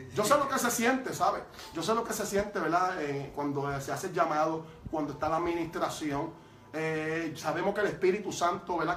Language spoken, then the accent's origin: Spanish; Toa Baja, Puerto Rico; Yo soy de Tuabaja, ¿verdad? El pueblo de Tuabaja